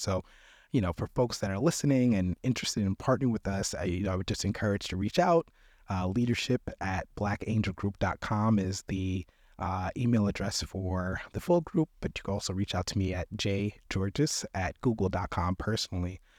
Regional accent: New York, United States; moved away as an adult; also born or lived in Wisconsin; I'm from New York

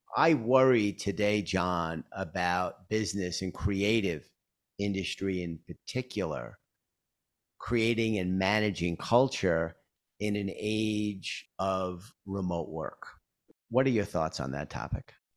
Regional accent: New York, United States; my hometown, New York

